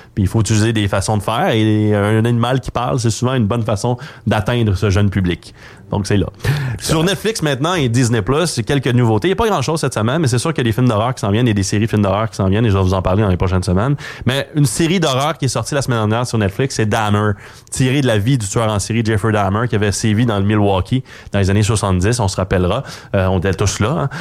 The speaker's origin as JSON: {"language": "French", "town": "Montreal", "region": "Quebec", "country": "Canada", "tie": "born or raised there", "said": "quand j'étais jeune, à Montréal"}